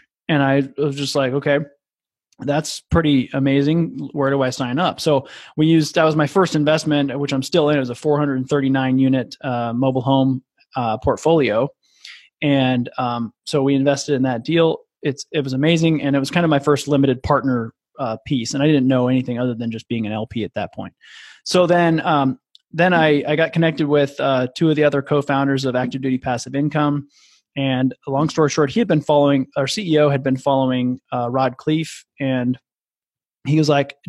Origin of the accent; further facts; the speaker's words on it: Midwest, United States; with a buddy of mine named Brett, who I grew up with and in the Midwest.